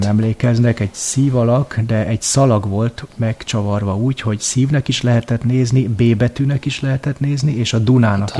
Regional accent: Hungary; now in Vienna, Austria; magyarként Bécsbe élve

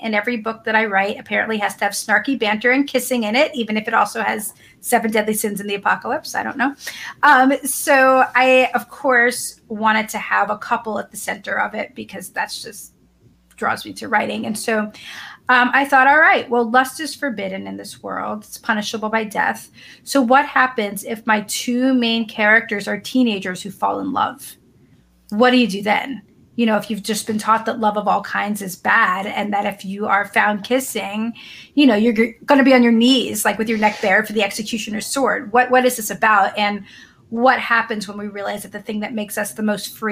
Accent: the North, United States; now in the South, United States; I live in the South, but I'm a Northerner and I'm a Jew

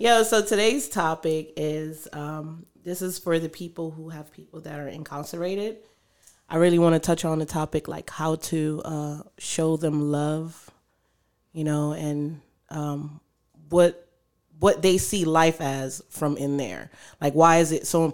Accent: West Palm Beach, Florida, United States; we're from West Palm Beach.

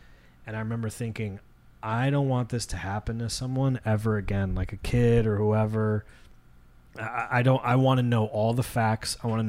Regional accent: Monroe, United States; Especially growing up in Monroe.

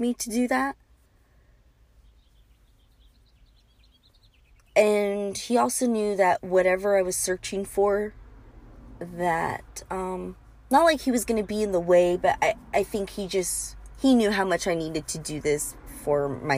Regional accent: bordering Tijuana, California, United States; I grew up bordering Tijuana and we grew up crossing all the time

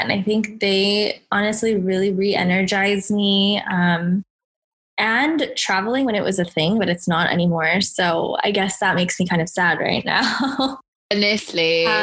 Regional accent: Los Angeles, California, United States; I was born and raised in Southern California in Los Angeles

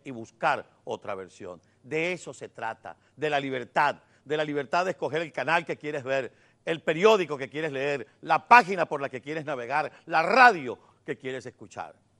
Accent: Venezuela; somos unos ciudadanos venezolanos, que nos preocupa nuestro país

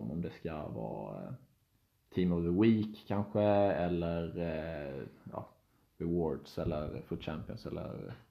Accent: Helsingborg, Skåne, Sweden; now in Stockholm, Sweden; jag är från Helsingborg, vi båda är från Helsingborg. Skulle jag sagt ja. Eh, och eh, bor i Stockholm nu.

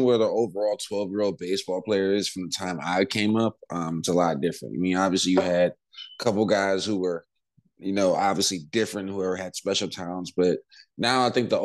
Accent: Washington, District of Columbia, United States; I'm from the Washington, D.C. area, so basketball is really, really big in our area

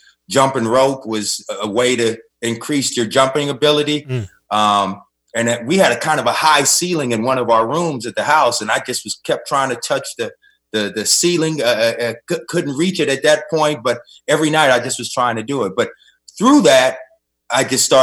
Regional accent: Los Angeles, California, United States; I grew up in South Central Los Angeles

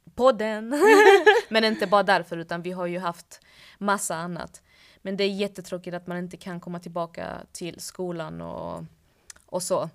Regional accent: Malmö, Skåne, Sweden; now in Stockholm, Sweden; hemma i Malmö säger vi

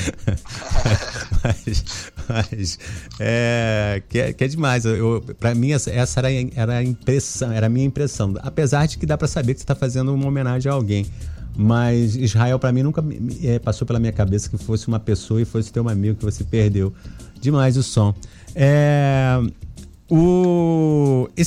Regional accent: Minas Gerais, Brazil; born there; Você nasceu em Minas, que nem eu também nasci em Minas.

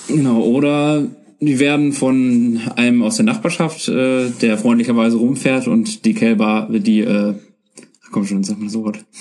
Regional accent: Germany; als Deutscher

